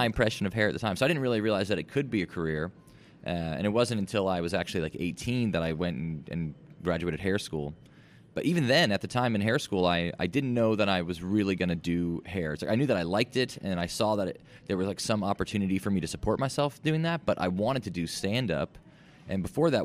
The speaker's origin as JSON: {"language": "English", "region": "Georgia", "country": "United States", "also_born_or_lived": "Cumming, Georgia / Roswell, Georgia", "said": "I'm from Georgia."}